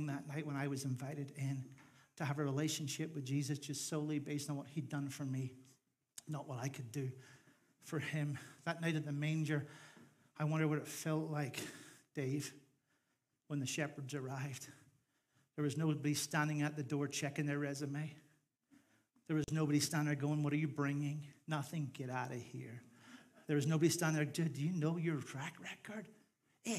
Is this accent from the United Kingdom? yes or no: yes; Northern Ireland, United Kingdom; moved away as an adult; I was part of a minority group of people because I was from Northern Ireland